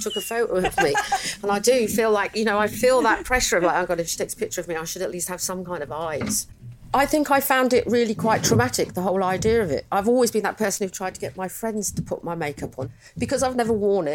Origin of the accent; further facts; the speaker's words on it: London, United Kingdom; I grew up in Chiswick